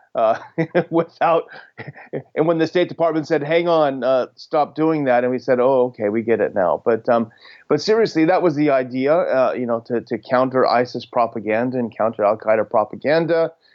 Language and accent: English; United States; as an American, as a patriotic American